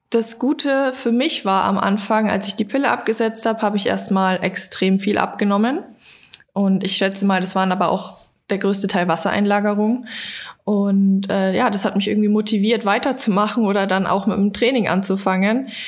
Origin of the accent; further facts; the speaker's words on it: Berlin, Germany; Ich komme aus Berlin und mache nebenbei Online-Coaching.